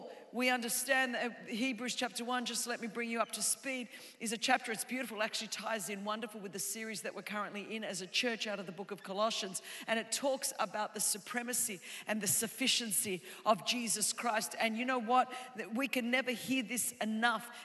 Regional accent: Australia; now in Southern California, United States; I was raised in Australia

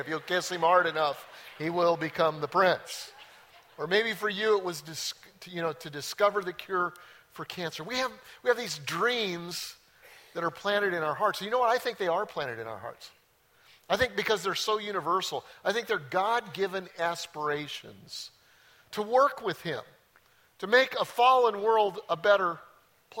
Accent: Denver, Colorado, United States; I grew up in Denver and went to Bear Creek High School.

